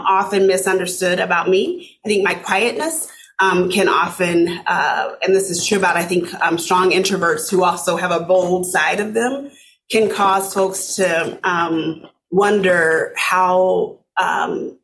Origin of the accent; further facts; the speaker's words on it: Arkansas City, Kansas, United States; moved away as an adult; also born or lived in Omaha, Nebraska; now in Minnesota, United States; I grew up in a small town south of Wichita, Kansas, called Arkansas City, Kansas